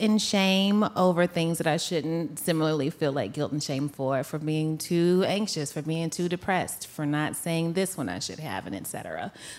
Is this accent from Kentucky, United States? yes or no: yes; Louisville, Kentucky, United States; moved away as an adult; also born or lived in Philadelphia; I too moved to Philadelphia. Philly was my first big city. I'm from Louisville, Kentucky originally. I went to grad school at Temple for 2 minutes